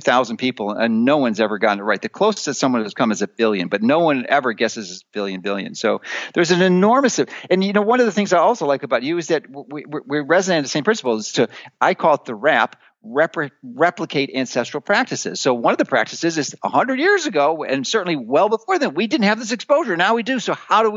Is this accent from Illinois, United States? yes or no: yes; Chicago, Illinois, United States; moved away as an adult; I grew up in Chicago. I spent 55 years there